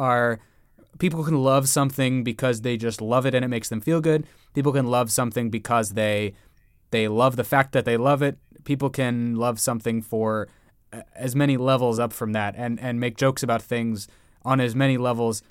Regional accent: San Diego, California, United States; I grew up in San Diego

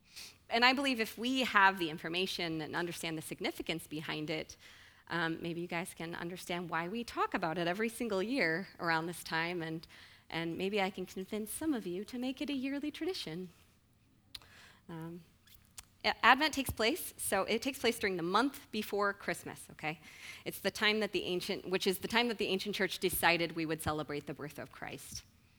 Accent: Snohomish, Washington, United States; I was actually born in the Pacific Northwest area. I grew up around the Snohomish area, and actually my siblings and my parents still live there

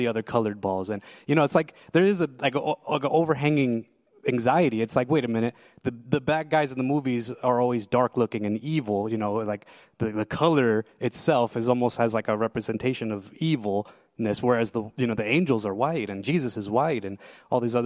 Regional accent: Lebanon, Pennsylvania, United States; also born or lived in New Jersey; I was born in New Jersey, and I moved to Lebanon, Pennsylvania

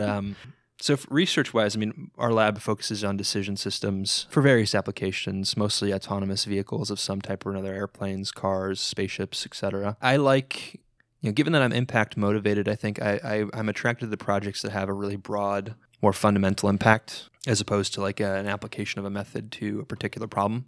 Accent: South Florida, United States; moved away as an adult; also born or lived in New York / Missouri; I grew up for most of my life in South Florida, kinda just north of, northwest of Fort Lauderdale area

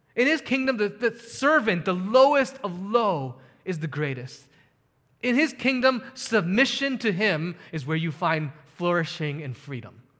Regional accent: United States; as an American

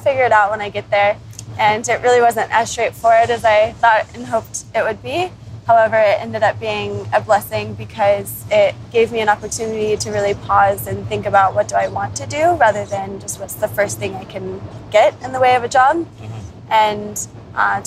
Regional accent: Florida, United States; moved away as an adult; now in Hong Kong; I'm originally from Florida in the US and have been living in Hong Kong for nearly 4 years now.

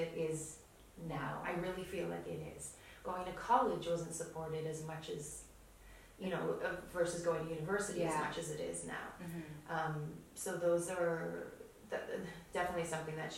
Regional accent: Toronto, Ontario, Canada; first language Polish; English is a second language; from Toronto

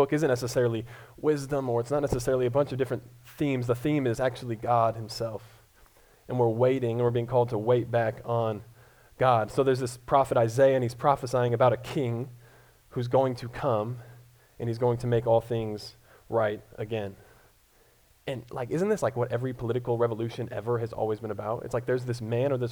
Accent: Colorado, United States; moved away as an adult; now in Columbia, Missouri, United States; I'm originally from Colorado

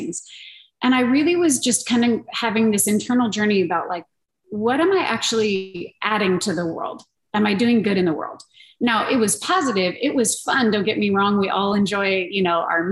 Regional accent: Montrose, California, United States; this is in Montrose, California. This is my hometown

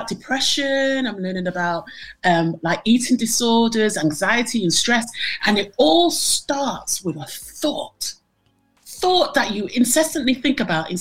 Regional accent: Manchester, North West England, United Kingdom; I'm from Manchester

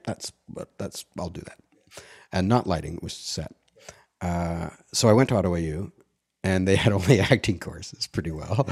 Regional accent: Ottawa, Ontario, Canada; born or raised there; also born or lived in Montreal; now in Toronto, Canada

